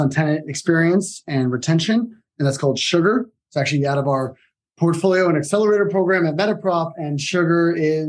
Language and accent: English; Southern Connecticut, United States; moved away; also born or lived in New York City, United States / Greece (ancestry); I was born in New York, Upper East Side. And then my family moved out from there to Connecticut. So grew up in Southern Connecticut, went to school there